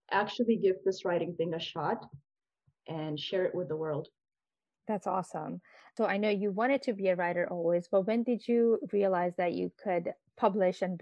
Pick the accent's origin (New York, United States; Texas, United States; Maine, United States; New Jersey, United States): New York, United States; also born or lived in Pakistan / Riyadh, Saudi Arabia / Jeddah, Saudi Arabia; I was born in Pakistan and I came to the US when I was 10. I grew up here in New York.